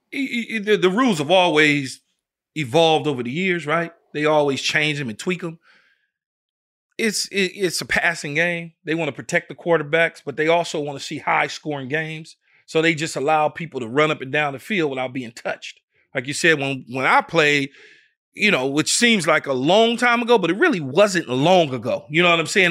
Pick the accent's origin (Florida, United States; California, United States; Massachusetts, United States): California, United States; Los Angeles; growing up in South Central L A at the time, it's South L A now.